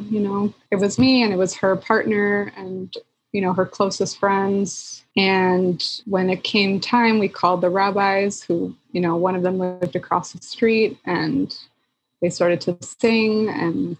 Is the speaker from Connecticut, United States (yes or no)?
no; Philadelphia, Pennsylvania, United States; moved away as an adult; also born or lived in Chicago; I'm from Philly